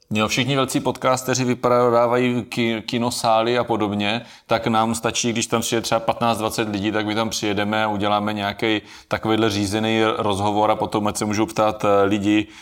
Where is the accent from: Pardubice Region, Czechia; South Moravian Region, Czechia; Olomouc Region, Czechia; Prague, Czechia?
South Moravian Region, Czechia; tady u nás na Jižní Moravě